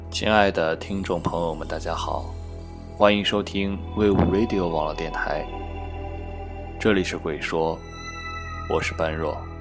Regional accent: northern China, China; moved away; also born or lived in Sichuan; 作为一个北方人

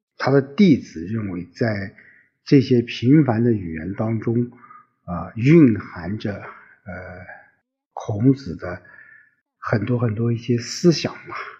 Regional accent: China; 我们中国人

